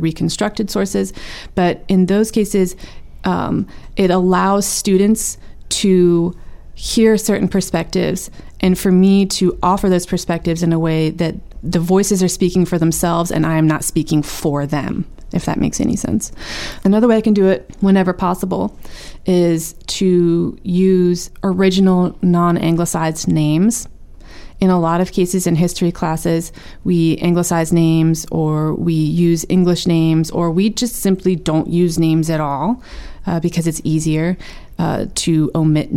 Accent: United States; I was born here in the United States

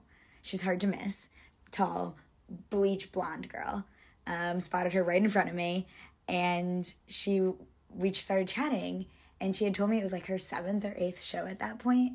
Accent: Connecticut, United States; now in Brooklyn, United States; I live in Brooklyn, but I'm originally from Connecticut

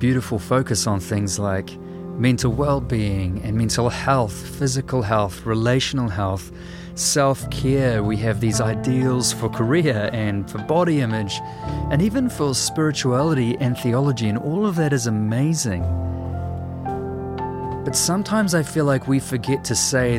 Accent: New Zealand

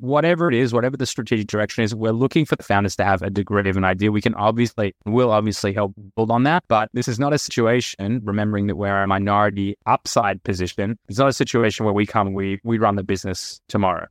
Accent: Australia; moved away as an adult; also born or lived in United States; now in Tel Aviv, Israel; I am Australian. Hopefully my accent still comes through, but I spent the last ten years in the U S and, and now Tel Aviv

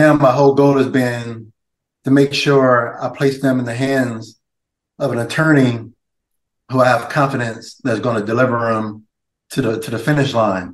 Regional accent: California, United States; moved away as an adult; now in Atlanta, United States; I'm actually new to the area, so I'm originally from California

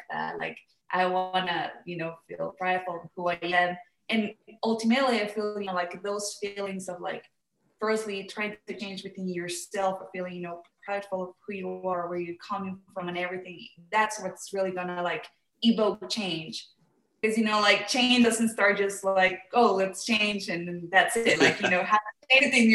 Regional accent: Mexico; I am from Mexico

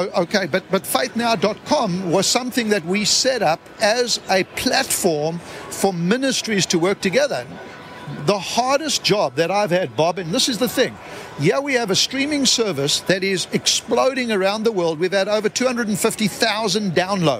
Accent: South Africa; I come from South Africa

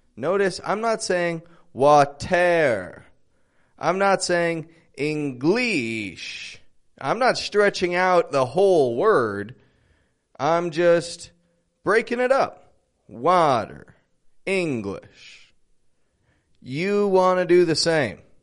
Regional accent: Toronto, Ontario, Canada; I'm from Toronto, Canada.

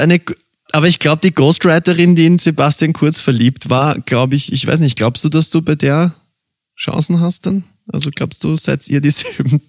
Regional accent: Vienna, Austria; ich bin ein Wiener und bei uns gibt's einen gespritzten

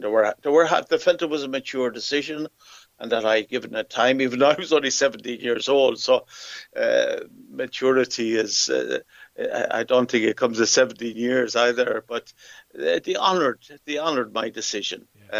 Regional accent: Athlone, Leinster, Ireland; moved away as an adult; also born or lived in Africa; I come from Athlone. Um, I was born and reared here

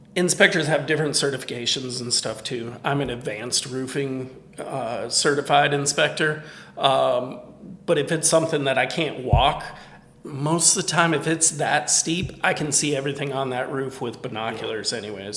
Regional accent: Michigan, United States; now in Tennessee, United States; Michigan, my home state

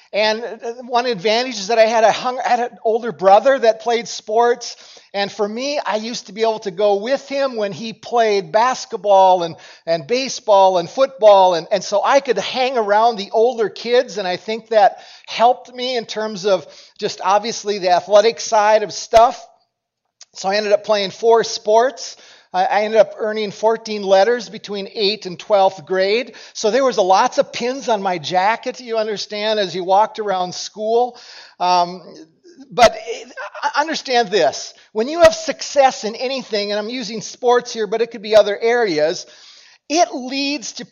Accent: Cokato, Minnesota, United States; And, and for us, as I grew up in Cokato, and Dassel-Cokato was the school that merged in my senior year.

